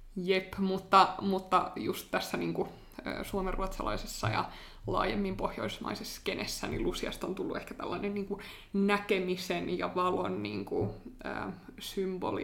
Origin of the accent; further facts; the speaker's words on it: Finland; mä oon suomenruotsalainen kaksikielinen ja käynyt aina ruotsinkielistä koulua